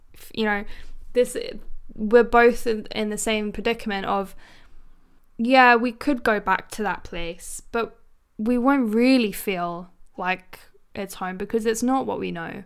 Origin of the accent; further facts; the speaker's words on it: London, United Kingdom; born in London.